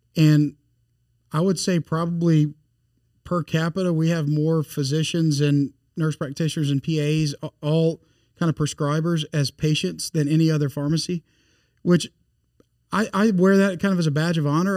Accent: Bossier City, Louisiana, United States; moved away as an adult; also born or lived in Monroe; now in Baton Rouge, United States; I grew up in North Louisiana in Bossier City

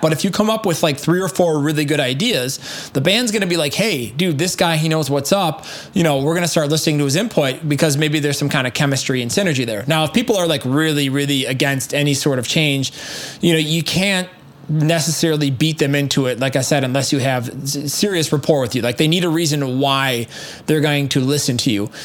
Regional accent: United States; being an American American

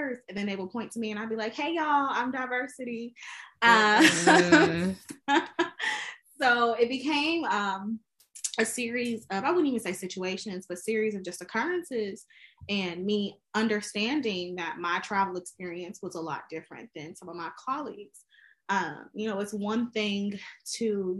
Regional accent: Chicago, Illinois, United States; now in Washington, D.C., United States; I am originally from Chicago, Illinois, but actually I live in Washington, D.C.

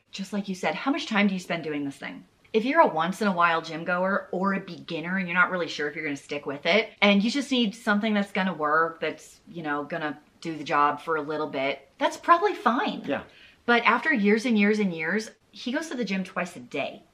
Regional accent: the South, United States; I'm from the South

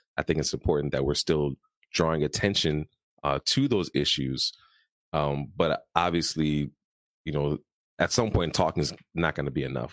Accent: Chicago, Illinois, United States; I'm from Chicago, we have a pick yourself up by your bootstraps if you have to and get back to work mentality

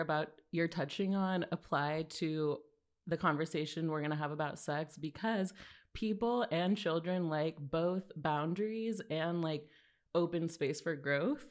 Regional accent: Los Angeles, California, United States; now in New York, United States; I'm from California.

